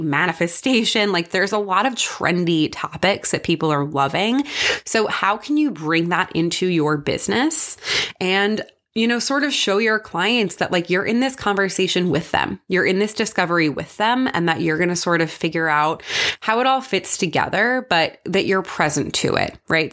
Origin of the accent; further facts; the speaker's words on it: New York, United States; I'm from New York